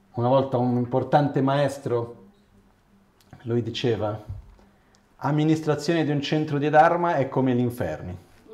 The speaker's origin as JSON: {"language": "Italian", "country": "Brazil", "said": "sono occidentale, sono brasiliano"}